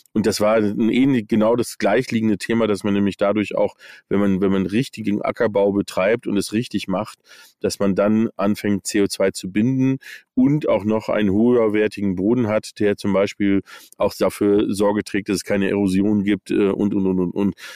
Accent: United States; moved away; ich bin in den USA aufgewachsen. Ähm, das heißt also, ich habe Englisch irgendwie mal als Kind gelernt

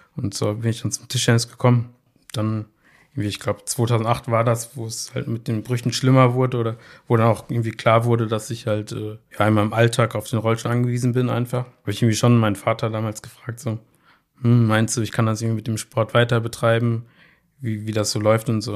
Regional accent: Bochum, North Rhine-Westphalia, Germany; zu meinen Schulzeiten, ich komme ja aus Leer, da fuhr ja immer die 310

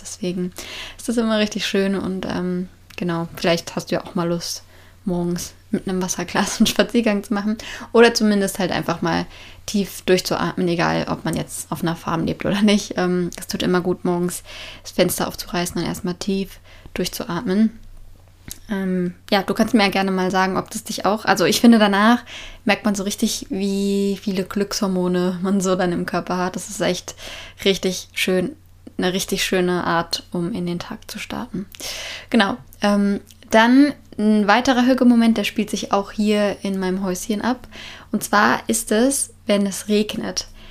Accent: Germany; moved away as an adult; ich komme aus Deutschland

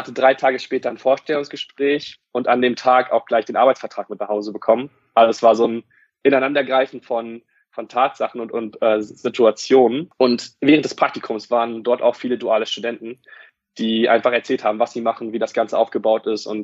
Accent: Wolfsburg, Lower Saxony, Germany; Und das Studio war bei mir in Wolfsburg, da wo ich herkomme.

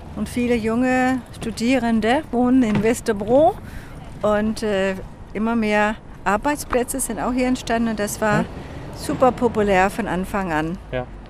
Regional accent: Copenhagen, Capital Region of Denmark, Denmark; German is a second language; Kopenhagen ist ja meine Heimat und äh, ja, hier wohne ich

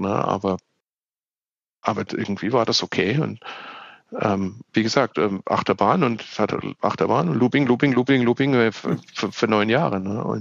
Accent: southwest Germany, Germany; Ich bin ja in Deutschland im Südwesten aufgewachsen.

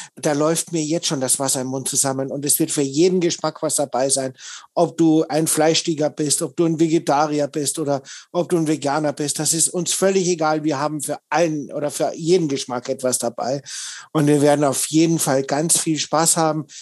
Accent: Austria; ich bin ja gebürtiger Österreicher, also ich komme noch weiter aus dem Süden als der Michael

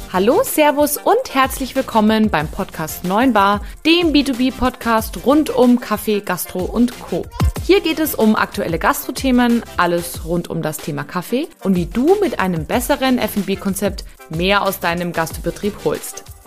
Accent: Munich, Bavaria, Germany; ich komme aus München, bin 30 Jahre alt

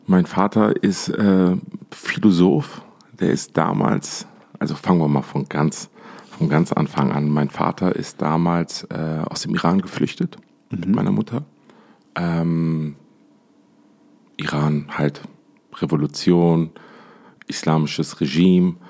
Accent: Essen, North Rhine-Westphalia, Germany; moved away as an adult; also born or lived in Dubai; now in Düsseldorf, Germany; geboren in Essen, in der, im Pott äh, eigentlich bin ich ein Pottjunge

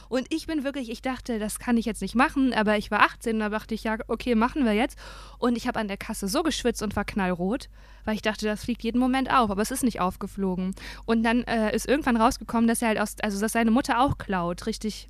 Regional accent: Dinslaken, North Rhine-Westphalia, Germany; also born or lived in Aachen; Ich bin ja in Hiesfeld aufgewachsen, ne? Aber ich bin in Aachen geboren

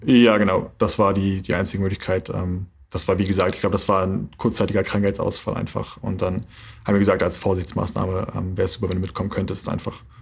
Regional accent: Flensburg, Schleswig-Holstein, Germany; also born or lived in Berlin / North Rhine-Westphalia; ich habe meine komplette Jugend äh, und Kindheit hier verbracht, hier oben. Deswegen ähm, würde ich eher sagen, dass ich Flensburger

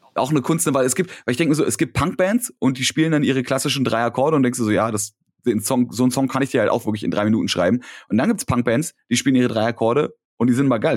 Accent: Berlin, Germany; als Berliner

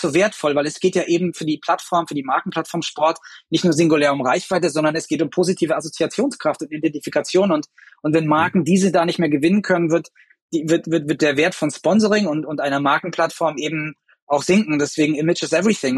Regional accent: Germany; wir als Deutsche

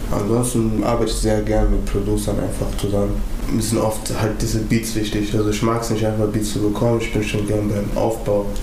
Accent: Wuppertal, North Rhine-Westphalia, Germany; Wuppertal ist so klein. Also wo ich ganz viele Sachen nur verbinde. Barm und Oberbarm. Da wo ich aufgewachsen bin, halt. so diese Ecken, Unterbarm.

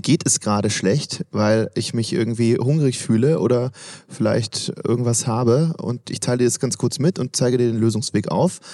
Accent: Swabia, Germany; auch ich komme aus Schwaben

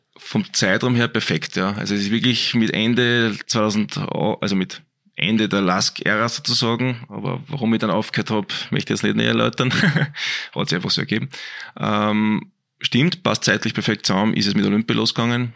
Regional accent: Altheim, Upper Austria, Austria; also born or lived in Braunau am Inn; now in Linz, Austria; Ich bin ja eigentlich vom Land, bin aus dem Innviertel, aus Altheim, ist mein mhm. Elternhaus, geboren in Brauner damals und bin mit 14 Jahren eben wegen Leistungssport nach Linz gezogen

